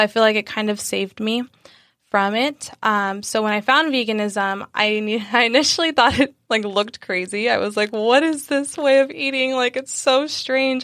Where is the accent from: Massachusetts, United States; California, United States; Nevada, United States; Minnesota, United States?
California, United States; San Diego; also born or lived in Sacramento; I'm from San Diego. Um, we, I was born here, born and raised